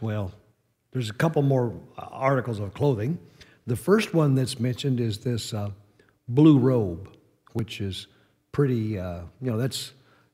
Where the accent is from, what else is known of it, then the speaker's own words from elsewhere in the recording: New Mexico, United States; I grew up in New Mexico